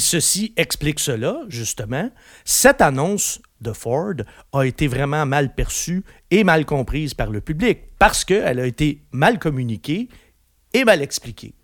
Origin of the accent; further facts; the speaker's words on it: Quebec, Canada; chez nous, au Québec